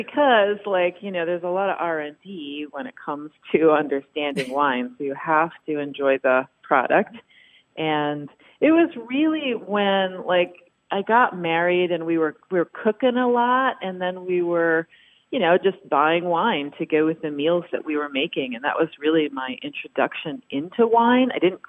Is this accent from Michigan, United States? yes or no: yes; Lansing, Michigan, United States; moved away as an adult; also born or lived in Bellingham, Washington / Napa Valley, California; now in Sonoma County, United States; I grew up in Lansing, Michigan